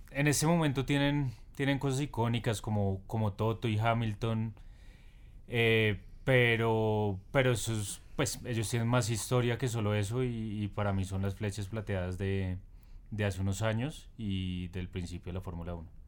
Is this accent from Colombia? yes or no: yes; Colombia; yo empecé a ver Fórmula 1 hace bastante tiempo, como muchos colombianos